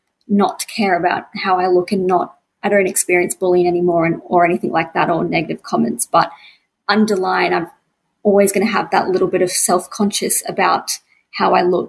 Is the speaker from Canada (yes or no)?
no; Brisbane, Queensland, Australia; I'm from Brisbane, Queensland, and I'm a very creative person